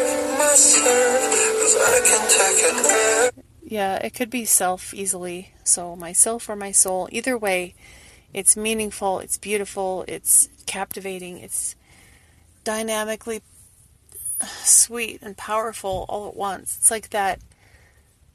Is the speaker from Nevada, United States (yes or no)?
no; Wisconsin River, United States; I grew up on the Wisconsin River